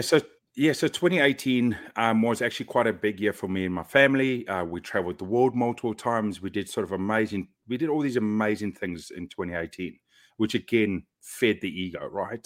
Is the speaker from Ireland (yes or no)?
no; South Africa; moved away as an adult; now in Auckland, New Zealand; growing up in South Africa